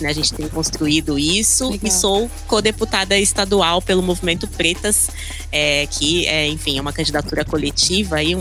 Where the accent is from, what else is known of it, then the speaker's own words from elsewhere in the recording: Taboão da Serra, São Paulo, Brazil; Eu sou cria da periferia, costumo dizer que eu sou nascida e criada ali em Taboão da Serra, aqui, aqui em Taboão da Serra, né?